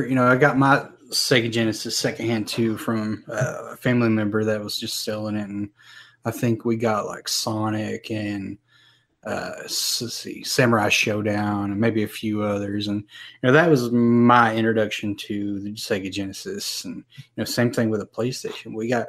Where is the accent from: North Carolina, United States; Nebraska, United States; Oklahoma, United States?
North Carolina, United States; Well, you know, we got snow every now and then. And, you know, back in 93, we had that big old blizzard.